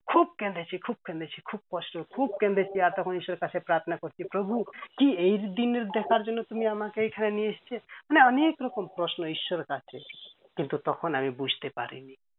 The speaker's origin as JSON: {"language": "Bangla", "country": "Nepal", "also_born_or_lived": "Kolkata, India / Serampore, India", "moved": "as an adult", "said": "আমার বাড়ি নেপাল আর অরিজিনালি আমি নেপালের"}